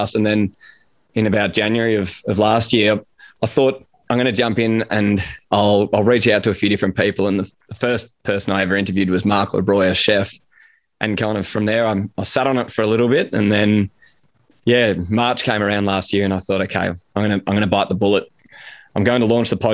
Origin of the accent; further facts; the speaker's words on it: Sydney, New South Wales, Australia; I grew up in Sydney, which we might touch on, but I grew up in Sydney